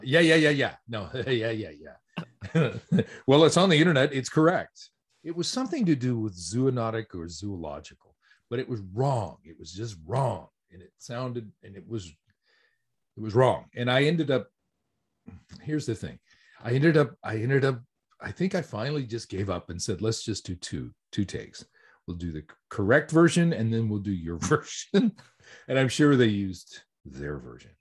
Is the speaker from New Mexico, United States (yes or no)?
yes; New Mexico, United States; moved away as an adult; now in Tokyo, Japan; I'm originally from New Mexico, actually